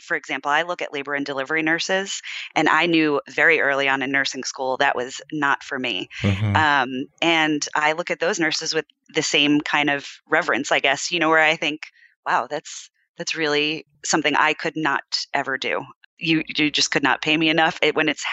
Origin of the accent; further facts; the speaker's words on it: East Coast, United States; moved away as an adult; now in California, United States; I am originally from the East Coast